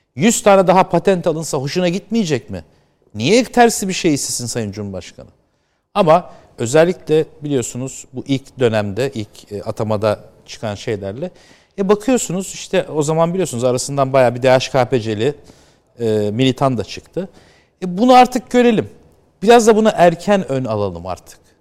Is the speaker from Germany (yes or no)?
no; United States; moved away; ben orada büyüdüm